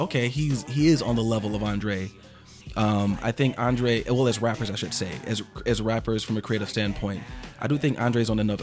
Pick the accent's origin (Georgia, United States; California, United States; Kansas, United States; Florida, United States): Georgia, United States; Atlanta